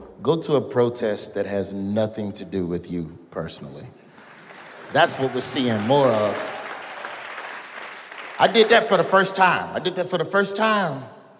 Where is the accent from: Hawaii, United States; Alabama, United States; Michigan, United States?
Alabama, United States; Birmingham; I'm from Birmingham.